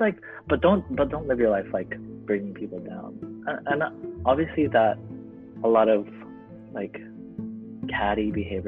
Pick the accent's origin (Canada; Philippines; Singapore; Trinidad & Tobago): Philippines; as like a Filipino kid who's like given every party the chance to sing at a karaoke